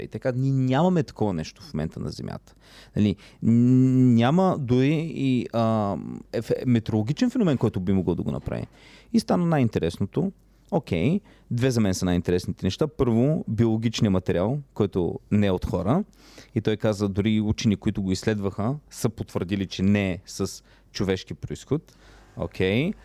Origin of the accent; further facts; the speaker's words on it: Plovdiv Province, Bulgaria; Аз съм от Плодивчанин.